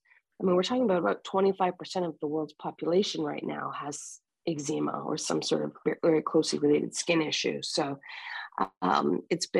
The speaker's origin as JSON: {"language": "English", "area": "Fort William First Nation", "region": "Ontario", "country": "Canada", "said": "I am Ojibwe from Fort William First Nation in up here in Canada."}